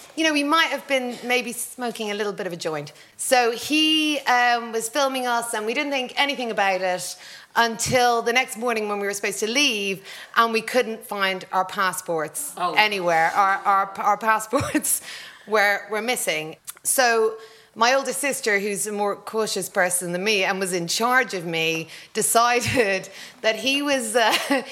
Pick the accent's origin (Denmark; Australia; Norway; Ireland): Ireland; Drogheda, Leinster; also born or lived in Hackney, London; my hometown of Drogheda